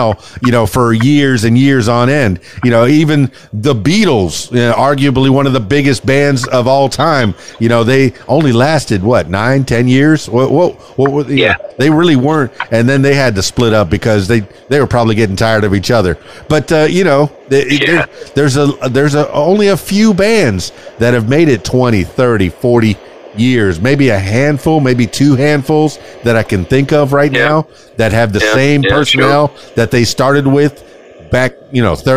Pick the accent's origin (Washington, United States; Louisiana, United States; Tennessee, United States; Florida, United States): Florida, United States; Miami; now in Arkansas, United States; Here in the south of the United States, here in Arkansas, you know, I'm from Miami.